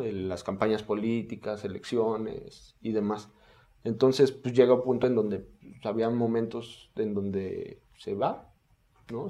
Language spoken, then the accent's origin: Spanish; Mexico City, Mexico; soy de la colonia Esperanza, allá por el centro de, la Ciudad de México